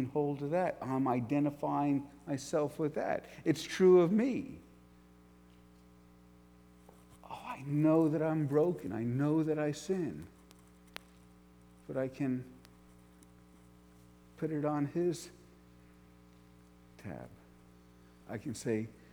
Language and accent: English; New York, United States; I grew up in New York, right outside New York City